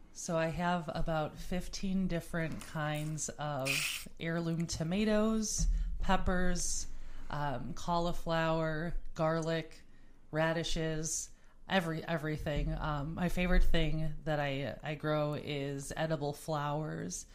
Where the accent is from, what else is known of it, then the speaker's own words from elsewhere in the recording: New Berlin, Wisconsin, United States; I grew up in essentially like New Berlin, Wisconsin, which is about a half hour away from Milwaukee